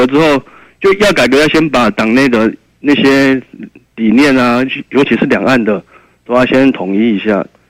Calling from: Kaohsiung, Taiwan; 哦，我是高雄的

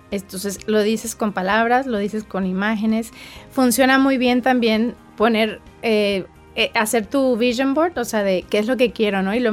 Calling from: Phoenix, Arizona, United States; de Phoenix, Arizona.

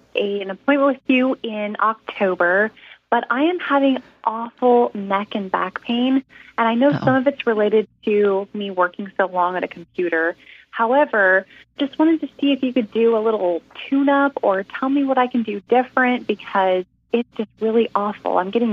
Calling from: Long Beach, California, United States; I am calling from Long Beach, California.

